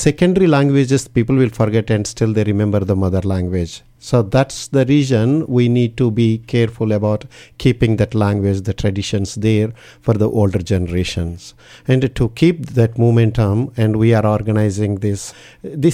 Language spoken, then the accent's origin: English; India; moved away as an adult; now in Canberra, Australia; I'm an Indian and after coming over to Australia